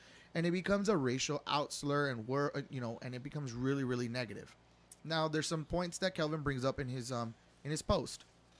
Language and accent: English; Florida, United States; I was raised in South Florida in the era of culture diversity